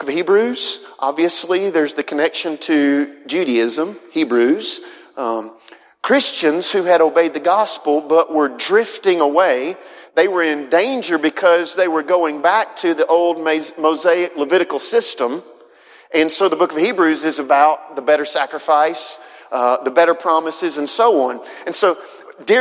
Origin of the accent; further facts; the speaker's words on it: Huntsville, Alabama, United States; I'm from Northwest Alabama, grew up in Huntsville, Madison area